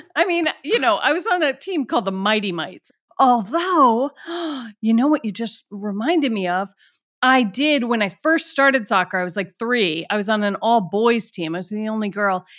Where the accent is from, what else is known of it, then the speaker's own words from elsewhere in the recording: Atlanta, Georgia, United States; moved away; also born or lived in Washington, D.C.; my hometown is Atlanta